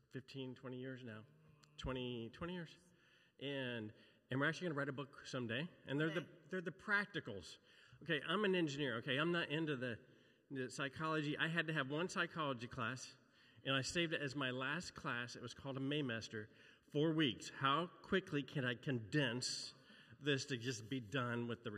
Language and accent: English; Brown County, Indiana, United States; moved away; I grew up in Indiana, so I'm like, it's commonplace. I grew up in Brown County, which is rolling hills.